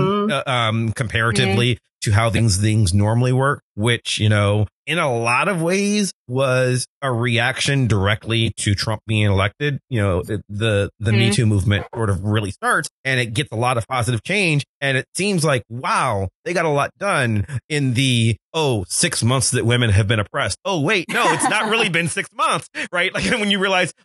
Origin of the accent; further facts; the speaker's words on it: Cleveland, Ohio, United States; I'm from Cleveland